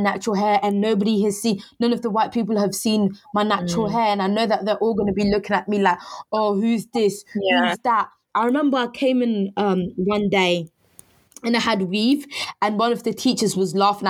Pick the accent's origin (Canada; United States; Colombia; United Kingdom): United Kingdom; Harlow, East of England; Let me give you some context of where I grew up. I grew up in Harlow, Essex. I went to secondary school.